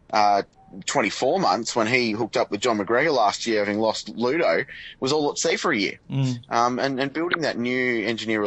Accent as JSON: {"language": "English", "country": "Australia", "said": "as an Australian"}